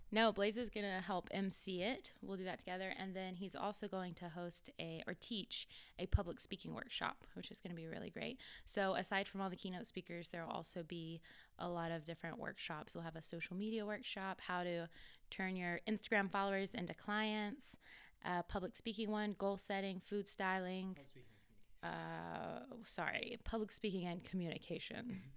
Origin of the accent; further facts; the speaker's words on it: Greenville, South Carolina, United States; moved away as an adult; also born or lived in Columbia, South Carolina / Hawaii; now in Asheville, United States; I grew up in Greenville, South Carolina